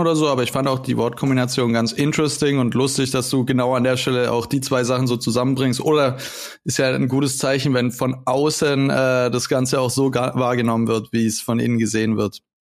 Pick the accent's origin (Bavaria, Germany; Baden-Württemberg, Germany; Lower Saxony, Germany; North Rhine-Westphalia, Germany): Baden-Württemberg, Germany; Konstanz; moved away; ich war vor ein paar Wochen dann in, äh, Konstanz, zu meiner Heimat